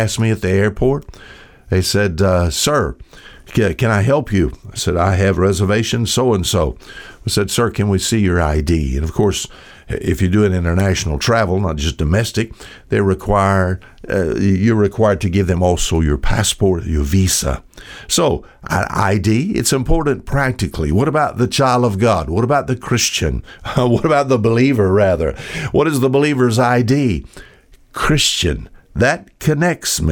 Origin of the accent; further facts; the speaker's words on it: United States; I'm an American